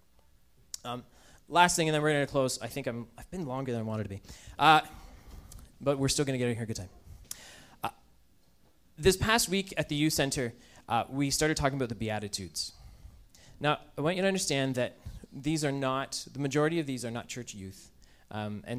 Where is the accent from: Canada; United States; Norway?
Canada; we're Canadian